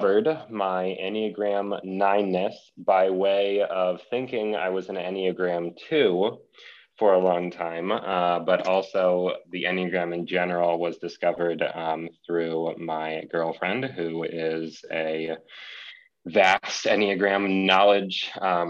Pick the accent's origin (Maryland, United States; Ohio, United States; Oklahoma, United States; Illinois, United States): Ohio, United States; Columbus; I am from Columbus, Ohio, right here in the Midwest.